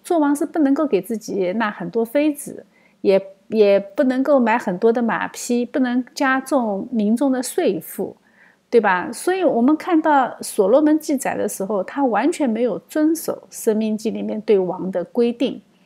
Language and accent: Chinese; China; 但是我们中国人对血也有相同的判断，我们也相信血里面有生命。